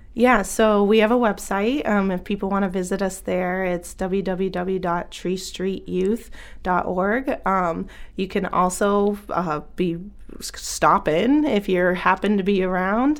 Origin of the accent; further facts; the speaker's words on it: Bangor, Maine, United States; moved away as an adult; also born or lived in Lewiston, Maine; my experience growing up in Bangor Brewer area